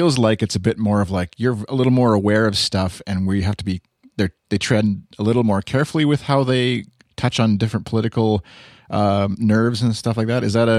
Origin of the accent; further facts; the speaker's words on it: Canada; I'm Canadian